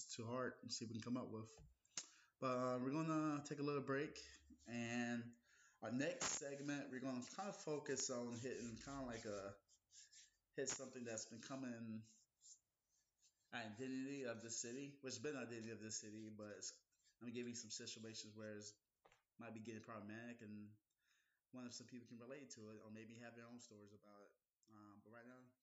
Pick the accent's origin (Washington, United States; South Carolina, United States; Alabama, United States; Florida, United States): South Carolina, United States; also born or lived in Columbia, South Carolina / Florence, South Carolina; now in Charleston, United States; I'm from South Carolina